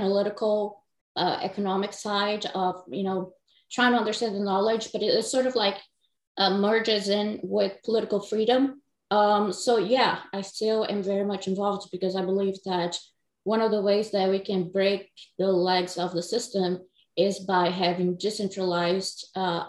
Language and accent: English; Brazil; English is a second language; moved away as an adult; now in United States; I was born and raised in South America about 20 years or so. Then I moved here to the United States 7 years ago